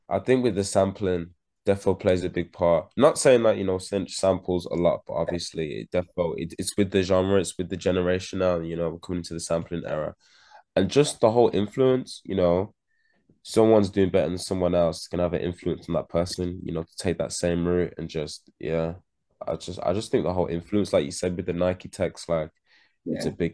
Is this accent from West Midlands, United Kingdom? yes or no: yes; Birmingham, West Midlands, United Kingdom; I'm from Handsworth.